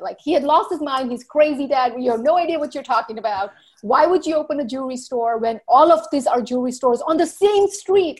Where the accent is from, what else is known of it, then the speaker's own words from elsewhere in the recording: U.S. Virgin Islands; moved away as an adult; also born or lived in India / New Jersey, United States; now in Walla Walla, United States; I was born in India, grew up in the Virgin Islands.